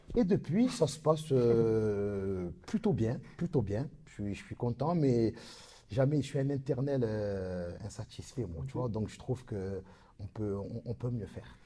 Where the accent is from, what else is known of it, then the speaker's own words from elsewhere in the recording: Marseille, Provence-Alpes-Côte d'Azur, France; comme on dit chez nous à Marseille